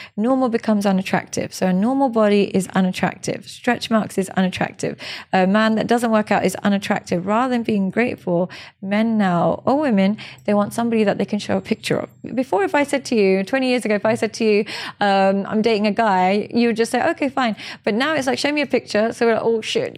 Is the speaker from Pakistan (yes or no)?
yes; Pakistan; I'm Pakistani